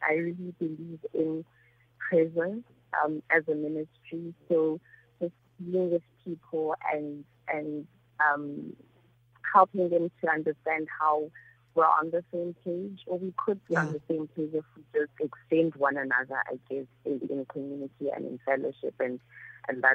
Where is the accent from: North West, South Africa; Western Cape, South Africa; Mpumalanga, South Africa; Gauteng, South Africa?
Gauteng, South Africa; Soweto; I'm also from Soweto.